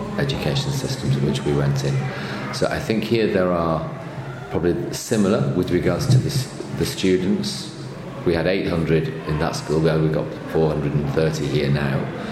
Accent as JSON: {"language": "English", "town": "Manchester", "region": "North West England", "country": "United Kingdom", "tie": "born or raised there", "also_born_or_lived": "Lille, France / Provence, France", "moved": "as an adult", "said": "I'm from Manchester originally, just north of Manchester, where I was born and brought up around there."}